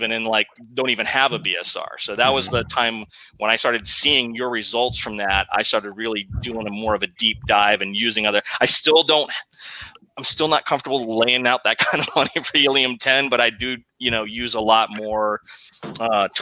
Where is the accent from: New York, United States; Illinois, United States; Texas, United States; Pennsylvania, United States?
Texas, United States; also born or lived in San Antonio; Texas boy here